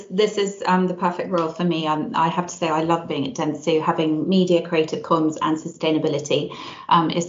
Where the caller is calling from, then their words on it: Frampton Mansell, South West England, United Kingdom; So, I'm dialing in from a very unusually sunny Gloucestershire um, today. Um, so, a little village called Frampton Mansell, um, home of the Extinction Rebellion.